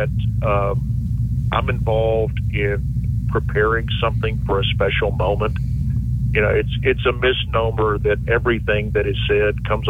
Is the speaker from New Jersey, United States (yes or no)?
no; Knoxville, Tennessee, United States; moved away; I grew up in Knoxville